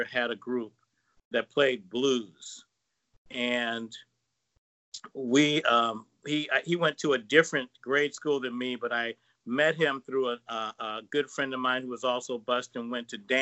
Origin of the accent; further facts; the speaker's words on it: Portland, Oregon, United States; We both, and the whole band, we grew up in Portland, Oregon